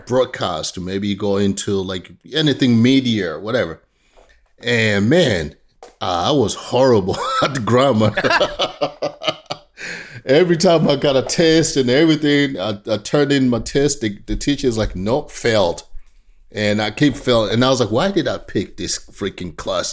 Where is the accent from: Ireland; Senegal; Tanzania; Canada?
Tanzania; now in United States; I grew up in Tanzania, East Africa